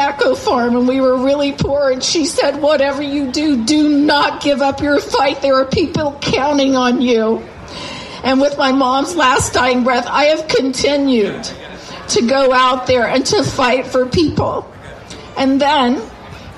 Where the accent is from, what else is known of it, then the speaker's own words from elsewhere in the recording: Ohio, United States; moved away; I'm going back to Ohio, my home state.